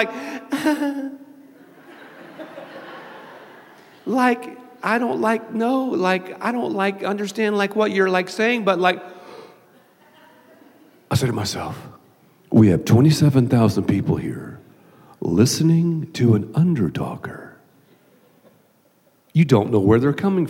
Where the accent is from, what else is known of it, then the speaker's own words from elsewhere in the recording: the South, United States; I'm from the South